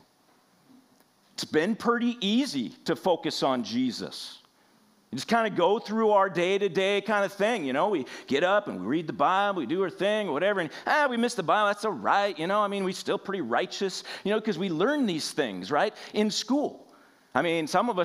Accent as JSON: {"language": "English", "region": "Washington", "country": "United States", "said": "I'm from Washington State"}